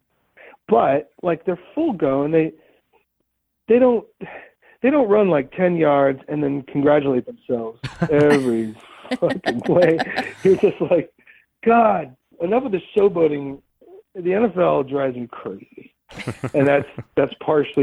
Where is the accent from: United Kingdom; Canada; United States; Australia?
United States; Ohio; now in Pittsburgh, United States; I grew up in Ohio